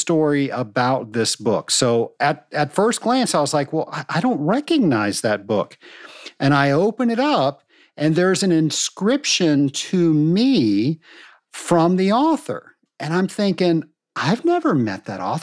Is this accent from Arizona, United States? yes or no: no; Richmond, Virginia, United States; I'm from Richmond, Virginia, and Edgar Allan Poe lived in Richmond, Virginia. So we had a Poe Museum